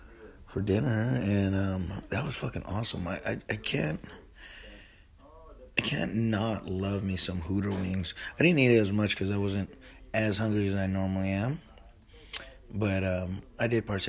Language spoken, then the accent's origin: English; Philippines; I'm Filipino, man. Fucking give me a bowl of rice with that shit.